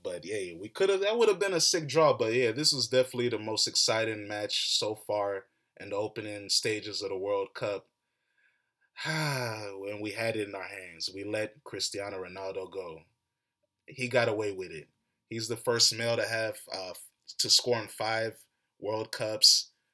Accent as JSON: {"language": "English", "country": "United States", "tie": "born or raised there", "said": "I was born and raised in America."}